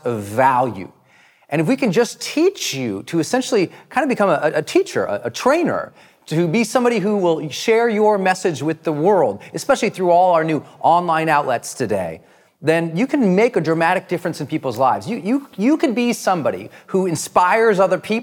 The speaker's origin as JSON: {"language": "English", "region": "Montana", "country": "United States", "moved": "yes", "said": "I was from Montana"}